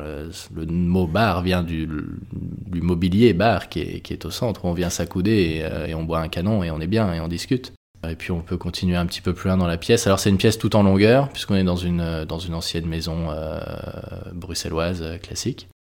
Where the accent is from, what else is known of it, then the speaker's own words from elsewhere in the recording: Brittany, France; je suis né et que j'ai grandi en Bretagne